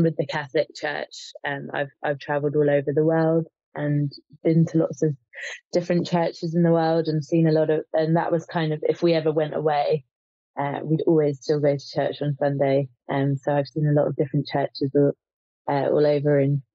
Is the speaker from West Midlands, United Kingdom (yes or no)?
no; Cambridge, East of England, United Kingdom; moved away as an adult; also born or lived in Vancouver Island, Canada; now in Macclesfield, United Kingdom; I grew up in Cambridge in the UK